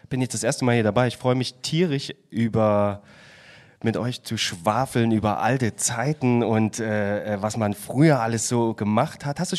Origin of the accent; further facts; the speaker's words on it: Chemnitz, Saxony, Germany; accent: Saxon; und ich bin in Karl-Marx-Stadt geboren. Ich weiß nicht, ob es hört. Aber ich komme, ich